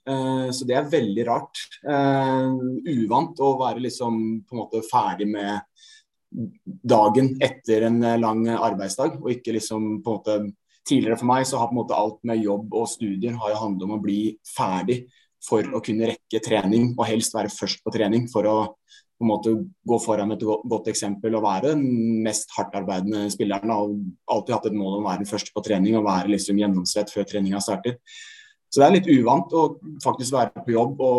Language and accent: Norwegian; Lier, Buskerud, Norway; Fra Tranby. Lier. Ekte busk, kan man si nå.